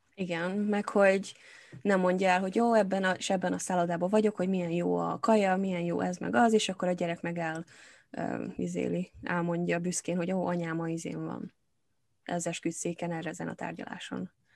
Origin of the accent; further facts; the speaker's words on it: Hungary; now in England, United Kingdom; én magyar vagyok itt Angliában, attól engem is ér rasszizmus folyamatosan, mert nem vagyok brit